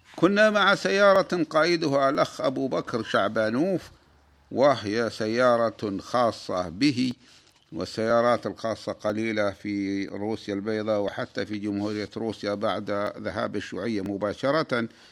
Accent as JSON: {"language": "Arabic", "country": "Saudi Arabia", "said": "بلادنا المملكة العربية السعودية"}